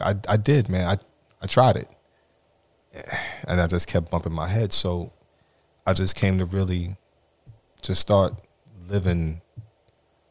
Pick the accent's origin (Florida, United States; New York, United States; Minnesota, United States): New York, United States; New York City; I'm from Flatbush, Brooklyn, New York